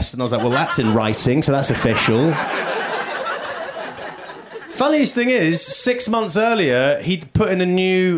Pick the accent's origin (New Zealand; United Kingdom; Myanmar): United Kingdom; moved away as an adult; now in United States; I'm British